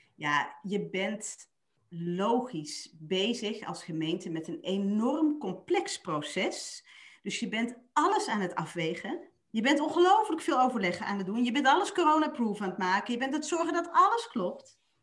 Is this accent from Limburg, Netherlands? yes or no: yes; Limburg, Netherlands; ik ben een Limburgse